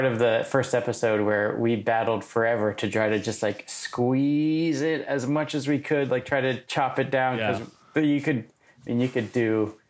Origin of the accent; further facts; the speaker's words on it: Charlottesville, Virginia, United States; I grew up in Charlottesville, Virginia.